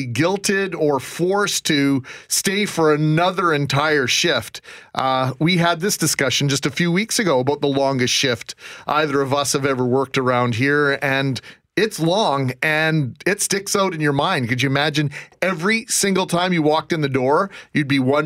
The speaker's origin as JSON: {"language": "English", "town": "Brandon", "region": "Manitoba", "country": "Canada", "tie": "born or raised there", "also_born_or_lived": "West End, Winnipeg", "said": "I grew up in the West End, went to Brandon, then back to the West End. But Brandon, I spent my formative years there."}